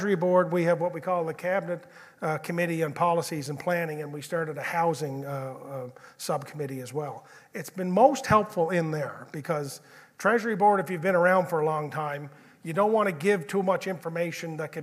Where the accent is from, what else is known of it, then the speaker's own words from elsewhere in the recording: Georgetown, Prince Edward Island, Canada; I grew up in Georgetown, so I think Georgetown is a small little New England type town.